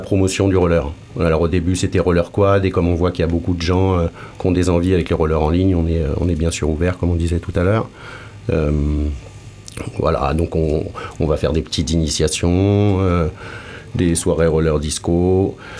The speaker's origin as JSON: {"language": "French", "area": "Paris region", "region": "Île-de-France", "country": "France", "also_born_or_lived": "Lyon / Toulouse", "moved": "yes", "said": "De région parisienne aussi"}